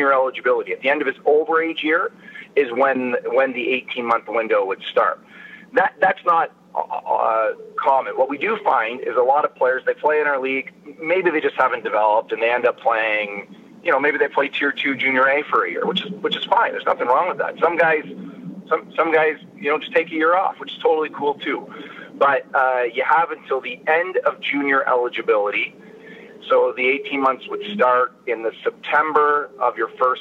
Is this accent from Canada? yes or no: yes; Sarnia, Ontario, Canada; I grew up in Sarnia, the closest institution to me is Western